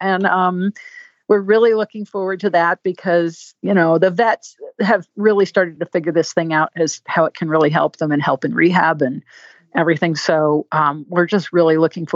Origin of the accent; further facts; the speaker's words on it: Connecticut, United States; moved away; I'm from Connecticut. I'm a New Englander.